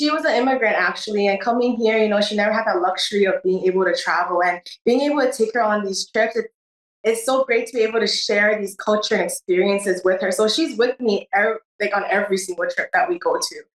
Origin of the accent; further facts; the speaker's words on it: Honolulu, Hawaii, United States; uh, I was born and raised in Honolulu, Hawaii